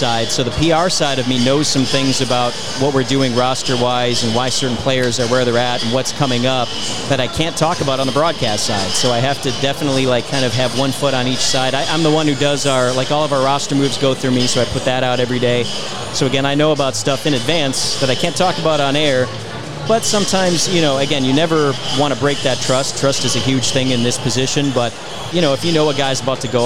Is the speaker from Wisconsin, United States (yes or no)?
yes; Milwaukee, Wisconsin, United States; moved away; I'm from Milwaukee. That's my original... That's where I'm from